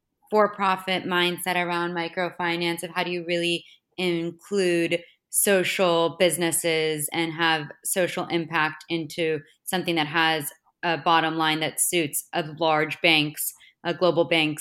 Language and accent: English; Florida, United States; also born or lived in Boston, United States; Yeah, so I grew up in Florida and in Boston.